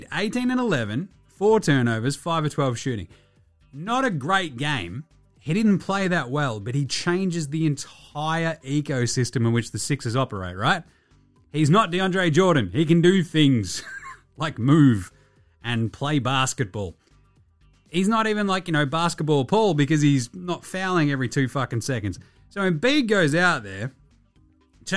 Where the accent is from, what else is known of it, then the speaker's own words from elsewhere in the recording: Ballarat, Victoria, Australia; I'm from Ballarat